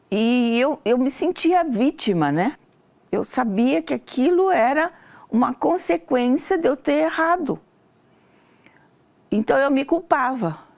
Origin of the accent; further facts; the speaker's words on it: Campinas, São Paulo, Brazil; eu tenho 66 anos de idade, sou natural de Campinas, São Paulo.